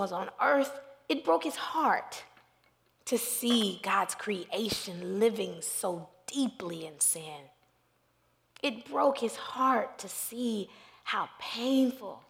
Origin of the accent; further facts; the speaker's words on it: Dallas, Texas, United States; I was from Dallas, Texas.